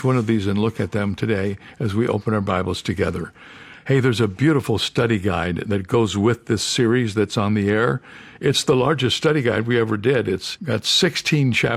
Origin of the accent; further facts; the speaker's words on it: Toledo, Ohio, United States; now in San Diego, United States; I was born in Toledo, Ohio. And I live in San Diego, California